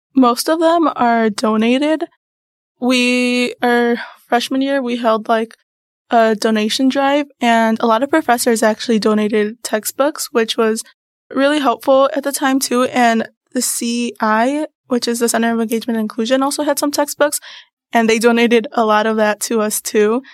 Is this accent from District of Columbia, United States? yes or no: no; Mundelein, Illinois, United States; I come from Mundelein, Illinois